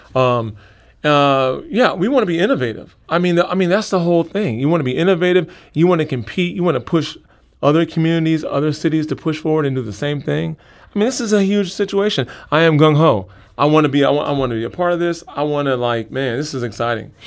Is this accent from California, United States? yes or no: no; St. Louis, Missouri, United States; I grew up in St. Louis